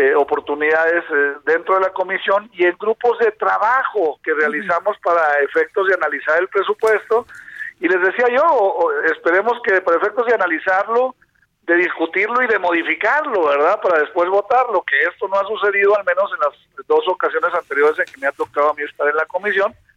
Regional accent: Coahuila, Mexico; mi tierra, acá de Coahuila

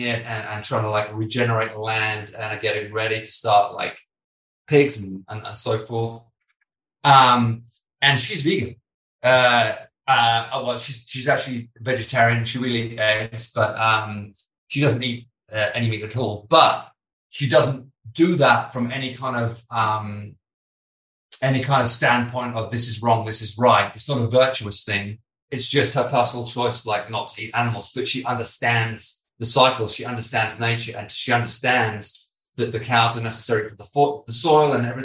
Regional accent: United Kingdom

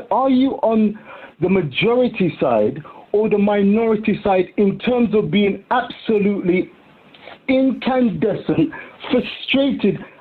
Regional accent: United Kingdom; we as British citizens

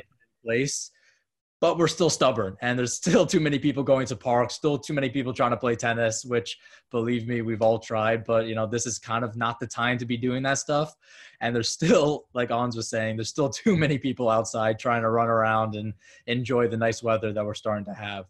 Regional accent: Long Island, New York, United States; also born or lived in Florida; born and raised in Long Island, New York, just about 25 minutes outside the city

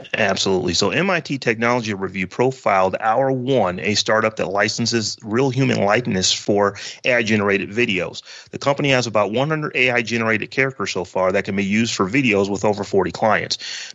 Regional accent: Warren, Ohio, United States; I'm from Warren, Ohio

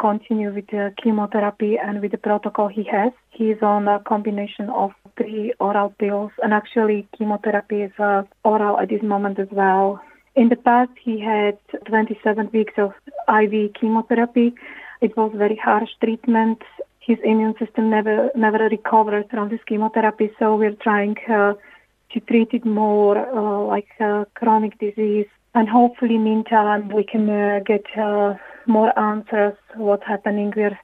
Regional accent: Slovakia; moved away as an adult; now in Ireland

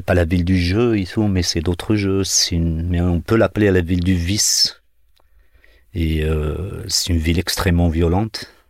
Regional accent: Algeria; now in France; Marseille-Alger ou Marseille-Bougie, pour, être plus près de, de, chez moi

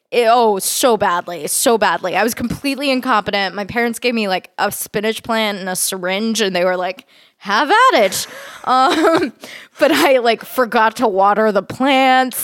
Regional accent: Fort Worth, Texas, United States; also born or lived in San Francisco, California; I, uh, grew up in Texas, um, in a city called Fort Worth

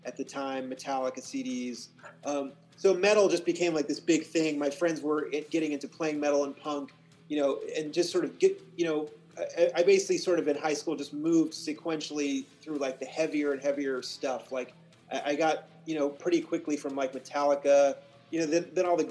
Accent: Kansas side, United States; I'm from a suburb of Kansas City, Missouri, that happens to lie in Kansas

